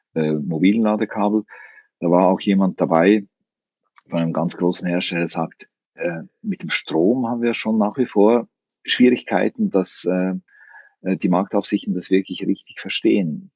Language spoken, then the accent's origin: German; Switzerland; als Schweizer